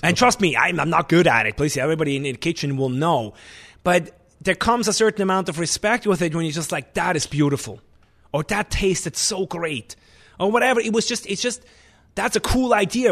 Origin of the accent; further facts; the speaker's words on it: Switzerland; English is a second language; moved away as an adult; also born or lived in New York, United States / Lanai, Hawaii, United States; now in Vermont, United States; I came from Switzerland